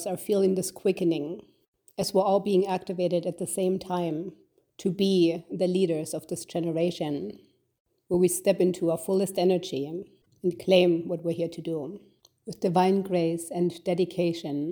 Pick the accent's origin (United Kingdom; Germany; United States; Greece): Germany; Growing up in Germany in the 70s and 80s, I had a beautiful childhood